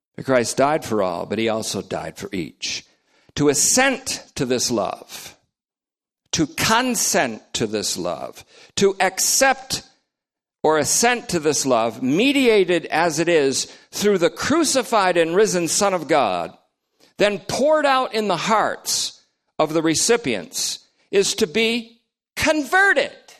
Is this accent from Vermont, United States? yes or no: yes; Vermont, United States; also born or lived in New York; I'm from Vermont, but worse, I was born in New York.